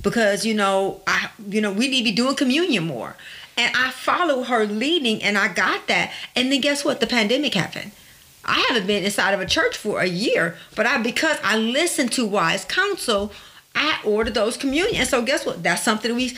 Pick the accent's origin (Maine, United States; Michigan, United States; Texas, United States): Michigan, United States; Detroit; I grew up in Detroit and I grew up not having a lot.